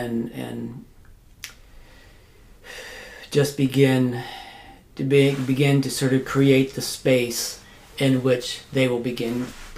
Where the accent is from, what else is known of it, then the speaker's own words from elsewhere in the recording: Terre Hill, Pennsylvania, United States; moved away as an adult; also born or lived in Denver, Colorado; now in Colorado, United States; I grew up in a very small town, Terry Hill. And as part of my family's tradition, went to Lancaster Mennonite High School.